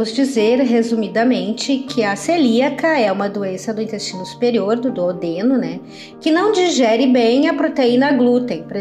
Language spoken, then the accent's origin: Portuguese; Porto Alegre, Rio Grande do Sul, Brazil; now in Santa Maria, Brazil; tenho 52 anos, sou de Porto Alegre, mas estou morando atualmente em Santa Maria, na região central do Rio Grande do Sul.